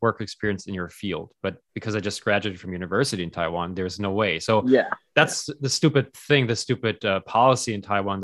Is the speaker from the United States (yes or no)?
no; Germany; moved away; growing up in Germany